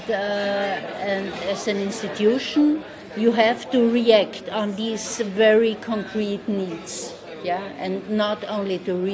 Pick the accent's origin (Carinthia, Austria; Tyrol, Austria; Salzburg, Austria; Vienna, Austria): Carinthia, Austria; I'm from Carinthia.